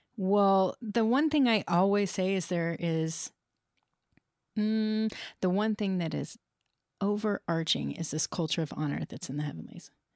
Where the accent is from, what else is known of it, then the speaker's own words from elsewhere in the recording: United States; growing up in the United States